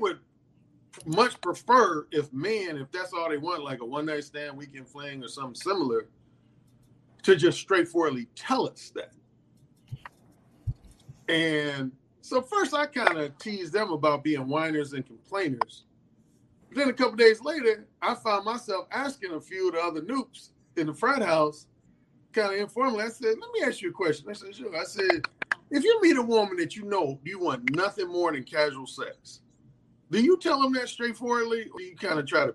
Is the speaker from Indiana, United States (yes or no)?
yes; Gary, Indiana, United States; I grew up in Gary, Indiana, born and raised